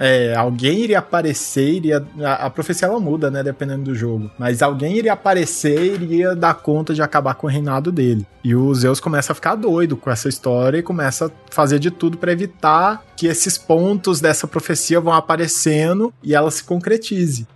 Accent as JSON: {"language": "Portuguese", "country": "Brazil", "said": "eu sou brasileiro"}